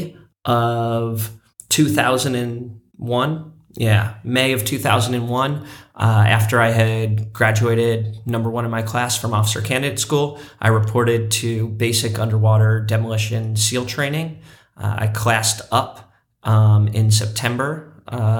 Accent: Santa Cruz, California, United States; my hometown of Santa Cruz

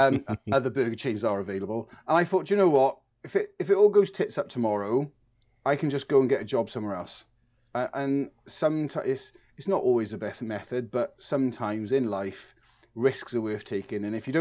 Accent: Dartford, South East England, United Kingdom; born there; I was actually born in Dartford in Kent, so I'm actually English.

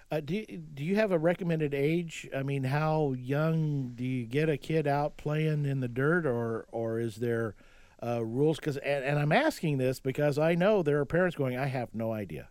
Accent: Oklahoma, United States; I grew up in Oklahoma and I played in the yard

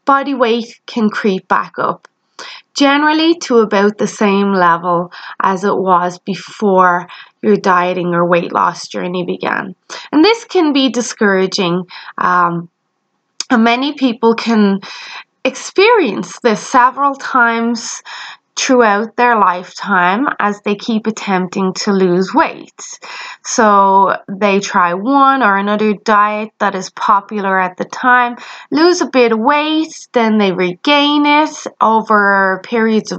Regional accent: Ireland; You may have noticed I have an accent. Yes, I am Irish

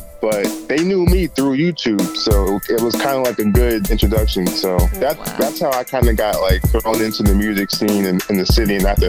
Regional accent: Randolph, Massachusetts, United States; so I'm like the other side of the main part of Randolph, but I've been there pretty much my whole life.

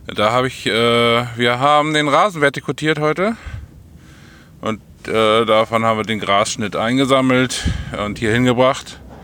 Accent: Holdenstedt, Lower Saxony, Germany; Holdenstedt, also mein Heimatort.

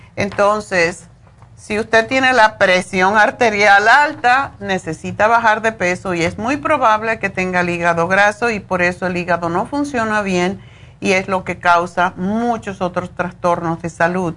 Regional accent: Cuba; moved away as an adult; en Cuba, de donde yo vengo

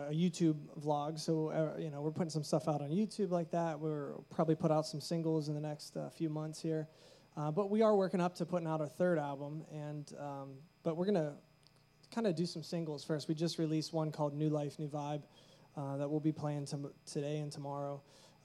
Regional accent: Pittsburgh, Pennsylvania, United States; we're from Pittsburgh, so we're pretty local

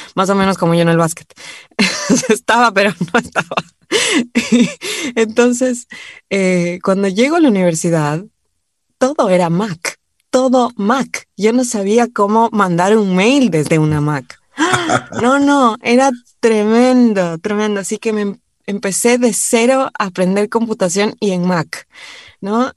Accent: Quito, Pichincha, Ecuador; moved away as an adult; also born or lived in Cumbayá / Argentina; Yo nací en Quito, vivíamos en, en, el centro de Quito

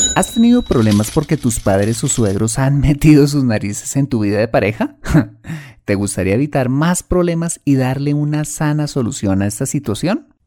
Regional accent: Colombia

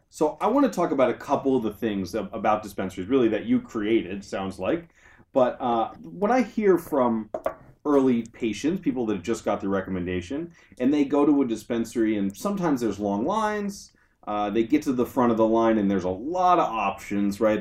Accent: Southern California, United States; moved away as an adult; also born or lived in Berkeley; now in San Francisco, United States; I'm from Southern California originally

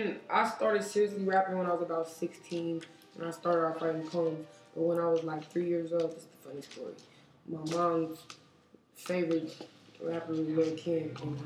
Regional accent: Sacramento, California, United States; I was born and raised in Oak Park.

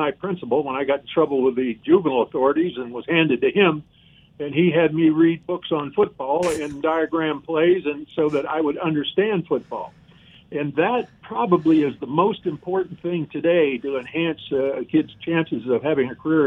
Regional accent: Cleveland, Ohio, United States; I grew up in the Cleveland area

